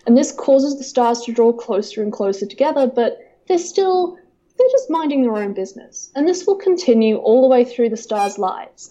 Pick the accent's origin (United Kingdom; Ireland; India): United Kingdom; Northumberland, North East England; also born or lived in New Zealand; now in Canberra, Australia; I was born in a county called Northumberland, which is in the very far north of England